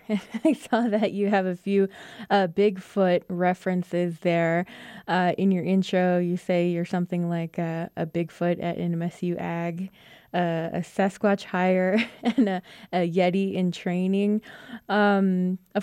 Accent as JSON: {"language": "English", "town": "Crown Point", "region": "New Mexico", "country": "United States", "tie": "born or raised there", "said": "when I was in school and growing up in Crown Point"}